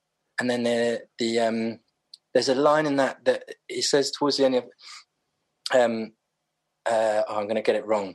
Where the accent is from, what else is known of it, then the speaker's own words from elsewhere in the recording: London, United Kingdom; I grew up in Clapham